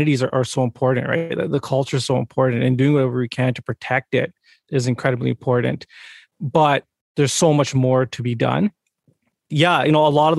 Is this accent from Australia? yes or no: no; Brampton, Ontario, Canada; I'm from Brampton, just outside of Toronto.